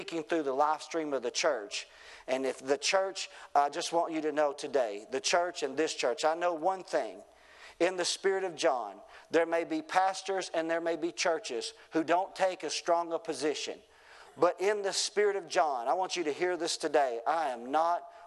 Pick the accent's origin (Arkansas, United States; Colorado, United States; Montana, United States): Arkansas, United States; Wilburn; also born or lived in Shirley, Arkansas; born and raised in Wilburn and pastored up in Shirley